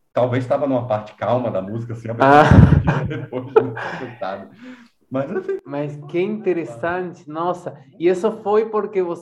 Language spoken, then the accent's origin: Portuguese; Montevideo, Uruguay; born there; Portuguese is a second language; also born or lived in Oberá, Argentina; eu, eu morei, eu nasci em Montevideo, mas me for, comecei minha formação musical em Oberá Misiones, norte da Argentina.